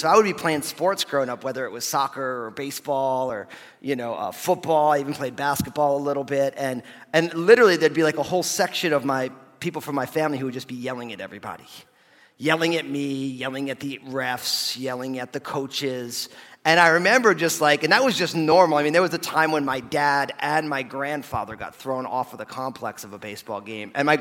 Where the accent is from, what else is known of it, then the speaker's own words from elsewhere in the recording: New Jersey, United States; moved away; I'm all Italian from New Jersey